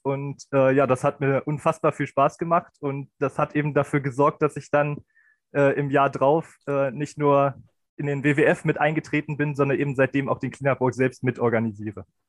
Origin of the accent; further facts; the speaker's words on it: Beierstedt, Lower Saxony, Germany; ich komme aus Bayerstedt, im Landkreis Helmstedt, Niedersachsen.